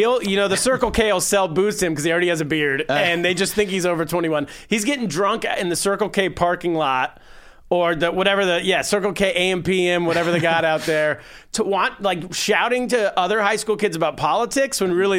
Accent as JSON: {"language": "English", "region": "California", "country": "United States", "said": "I'm from California."}